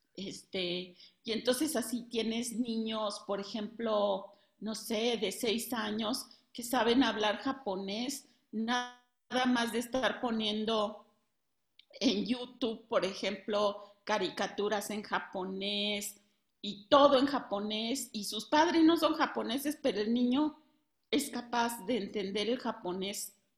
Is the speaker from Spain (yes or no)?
no; Mexico; de México